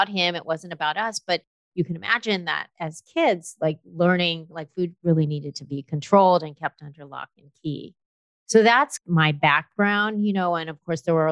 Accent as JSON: {"language": "English", "town": "Los Angeles", "region": "California", "country": "United States", "tie": "born or raised there", "said": "I grew up in Los Angeles"}